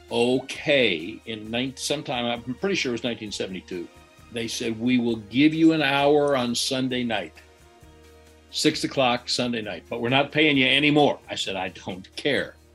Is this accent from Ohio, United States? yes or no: no; Chicago, Illinois, United States; when I was growing up in Chicago, they did radio shows in the in the evening where they would have the sports stars on the radio